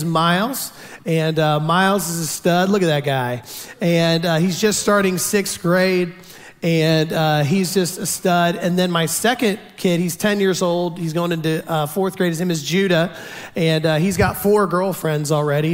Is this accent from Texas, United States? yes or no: yes; Houston, Texas, United States; I'm from down south. I'm from Houston